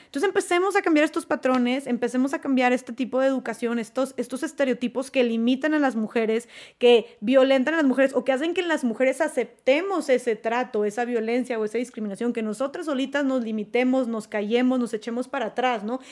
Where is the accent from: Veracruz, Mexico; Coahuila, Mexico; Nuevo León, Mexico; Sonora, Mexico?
Nuevo León, Mexico; Monterrey; yo soy de Monterrey